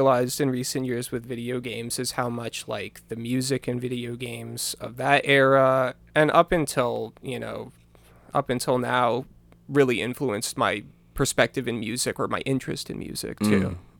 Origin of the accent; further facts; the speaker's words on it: Bangor, Maine, United States; also born or lived in Virginia; I grew up in Bangor.